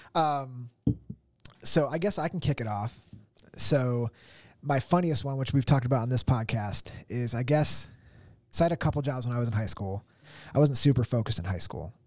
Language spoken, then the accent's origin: English; Tunkhannock, Pennsylvania, United States; Tunkhannock, like my, my hometown.